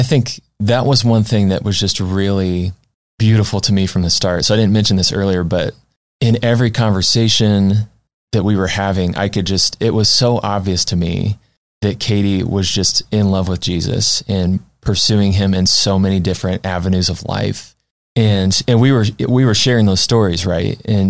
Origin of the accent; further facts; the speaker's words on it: just outside of Springfield, Illinois, United States; So I'm originally from just outside of Springfield, Illinois.